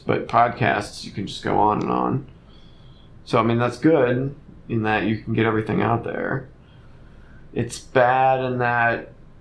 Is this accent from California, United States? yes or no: no; Bloomington, Indiana, United States; I live in Indiana. I was born in Indiana. I've lived most of my life in Indiana